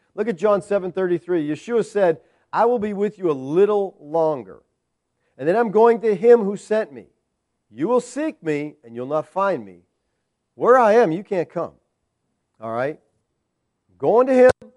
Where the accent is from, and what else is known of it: United States